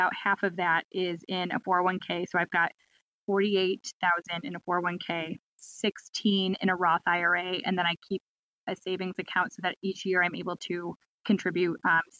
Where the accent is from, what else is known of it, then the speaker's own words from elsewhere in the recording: Chicago, Illinois, United States; moved away as an adult; now in Nashville, United States; I relocated for work. I'm actually from Chicago originally.